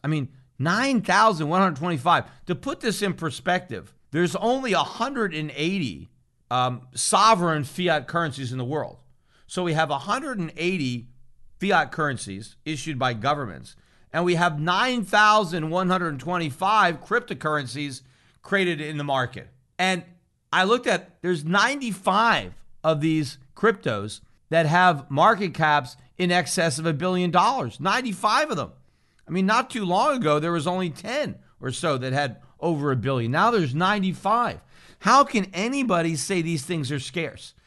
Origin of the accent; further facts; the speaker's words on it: United States; as an American citizen